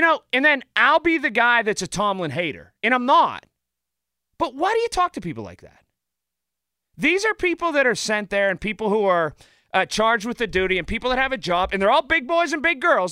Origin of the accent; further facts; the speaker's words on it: Sharpsburg, Pennsylvania, United States; the old Italian men that I grew up with in Sharpsburg